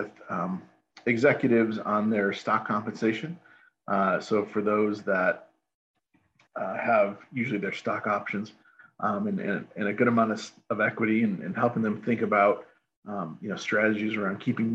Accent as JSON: {"language": "English", "town": "Chicago", "region": "Illinois", "country": "United States", "tie": "born or raised there", "said": "I grew up in Chicagoland as a kid"}